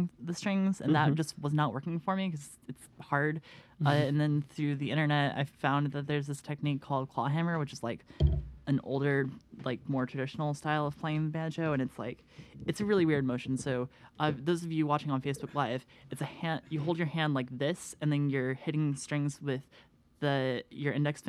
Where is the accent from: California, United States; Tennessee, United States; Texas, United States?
Tennessee, United States; Franklin; I grew up in Franklin. It's like 45 minutes outside of Nashville, maybe less.